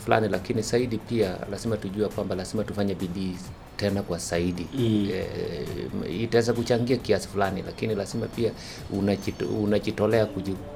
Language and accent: Swahili; Kaptalamwa, Elgeyo-Marakwet County, Kenya; Kaptalamwa huko ndio nilipozaliwa milimani juu kabisa Cherangani